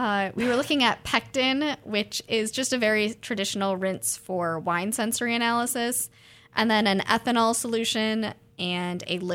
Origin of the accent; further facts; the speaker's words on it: New York, United States; moved away as an adult; now in Oregon, United States; I'm originally from New York